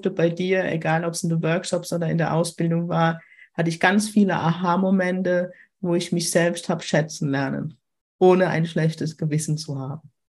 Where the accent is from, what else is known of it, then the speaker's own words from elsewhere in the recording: Germany; accent: Kurpfälzisch; ob du meinen Kurpfälzisch, meinen Dialekt verstehst. Ich versuche immer einigermaßen Hochdeutsch zu reden, wenn ich in der Schweiz bin.